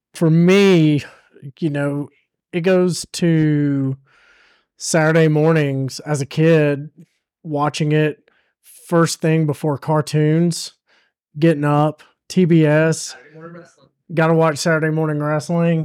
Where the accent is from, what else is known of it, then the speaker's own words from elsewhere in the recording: the South, United States; we are all from the South here